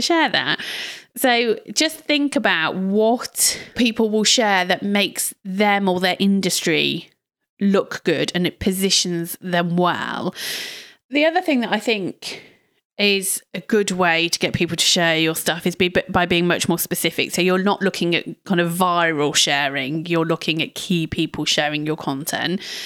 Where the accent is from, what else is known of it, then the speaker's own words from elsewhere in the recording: United Kingdom; we're terribly British over here